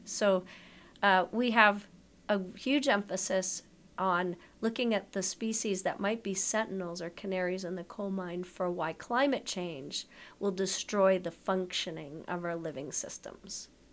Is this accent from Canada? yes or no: yes; Canada; I'm Canadian. I went to my local Canadian travel clinic